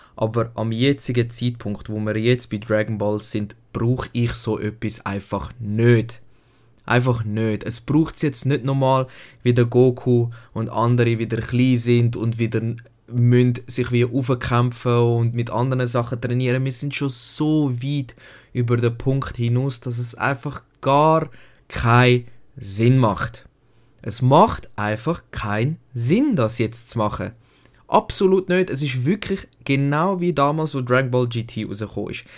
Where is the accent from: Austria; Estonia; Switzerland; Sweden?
Switzerland; bei uns in Deutschland, in der Schweiz eigentlich